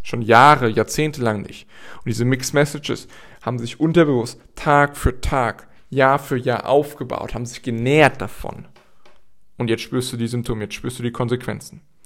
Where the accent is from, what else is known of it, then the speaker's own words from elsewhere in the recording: Gießen, Hesse, Germany; in Gießen passiert, also in meiner Heimatstadt